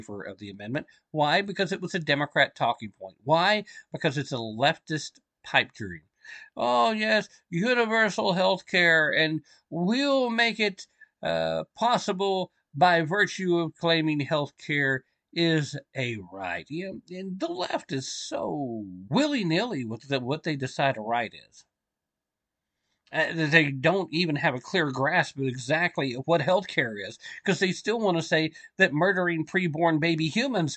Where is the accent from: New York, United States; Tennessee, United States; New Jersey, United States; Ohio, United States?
Tennessee, United States; I'm from Tennessee.